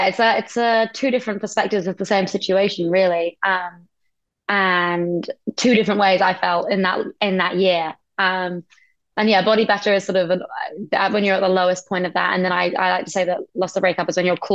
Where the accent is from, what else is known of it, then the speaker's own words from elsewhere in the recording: United Kingdom; I'm British and then I'm proud